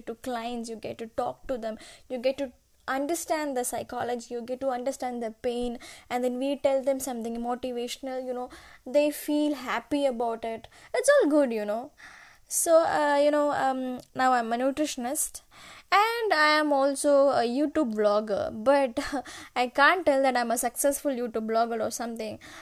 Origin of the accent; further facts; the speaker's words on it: Kottayam, Kerala, India; English is a second language; also born or lived in Chennai, Tamil Nadu; now in Bangalore, India; I was born in Chennai and I was brought up in Kerala, Kerala, Kottayam.